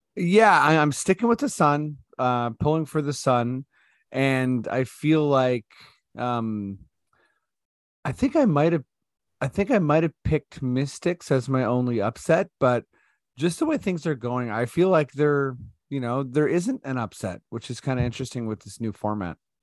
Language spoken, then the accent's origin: English; Toronto, Ontario, Canada; I'm from Toronto